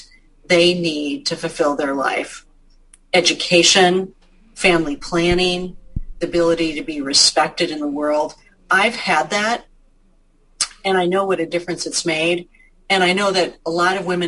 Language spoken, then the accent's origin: English; Marshall, Minnesota, United States; growing up in Marshall